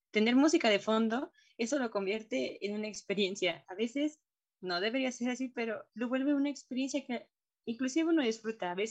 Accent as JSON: {"language": "Spanish", "country": "Mexico", "said": "como mexicano, yo también podría decir que es un poco más latino"}